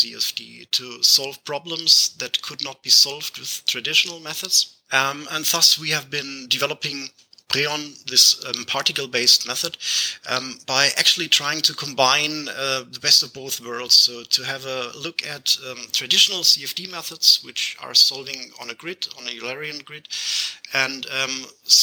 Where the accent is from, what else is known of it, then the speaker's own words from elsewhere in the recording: Germany; English is a second language; I'm from Germany, which is the case where I have this strange accent.